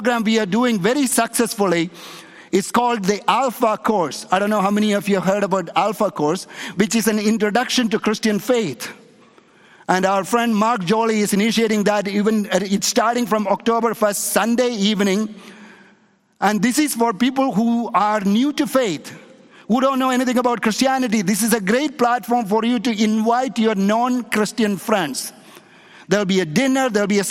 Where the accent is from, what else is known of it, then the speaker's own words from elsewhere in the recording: India; moved away; in a little town in India where I was born, there is a Jewish community, there is a Jewish synagogue in my hometown in India.